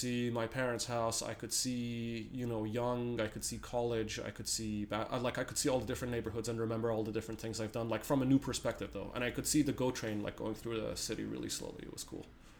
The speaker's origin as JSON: {"language": "English", "country": "Canada", "said": "like, hell yeah, like, damn straight, I am Canadian"}